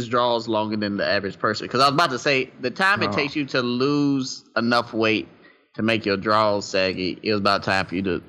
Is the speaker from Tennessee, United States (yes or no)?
yes; Tennessee, United States; I'm from Tennessee